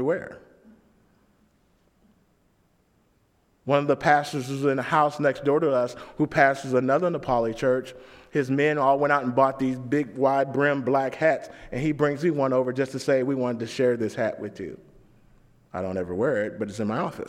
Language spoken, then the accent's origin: English; St. Louis, Missouri, United States; I was from St. Louis